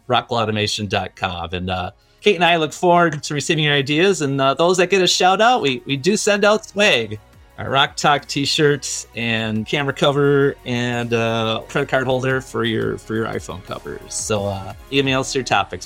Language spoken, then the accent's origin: English; Green Bay, Wisconsin, United States; I grew up in Green Bay